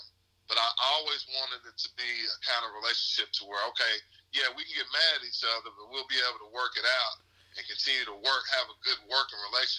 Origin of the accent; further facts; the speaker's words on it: Louisville, Kentucky, United States; also born or lived in Lexington; No, actually, I grew up in Louisville.